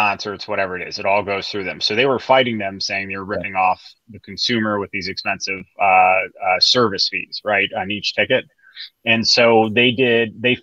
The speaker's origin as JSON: {"language": "English", "town": "Chicago", "region": "Illinois", "country": "United States", "tie": "born or raised there", "said": "I grew up in Chicago"}